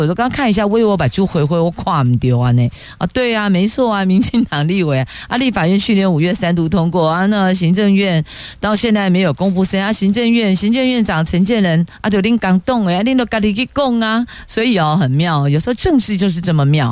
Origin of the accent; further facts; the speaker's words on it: Taiwan; 我们台湾人都很聪明